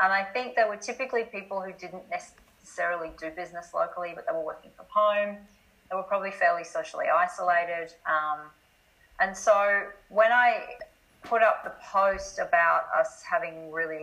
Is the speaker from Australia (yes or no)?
yes; Australia; accent: Australian; moved away as an adult; also born or lived in Scotland; I'm obviously Australian by the accent.